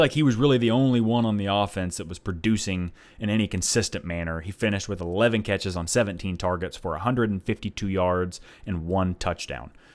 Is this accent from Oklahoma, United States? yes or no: yes; Oklahoma, United States; moved away as an adult; now in Nashville, United States; me and my wife, we're both from Oklahoma. We currently live in Nashville